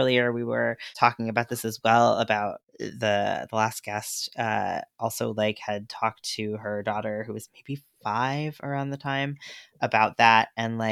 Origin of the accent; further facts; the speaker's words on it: New York, United States; I'm a New Yorker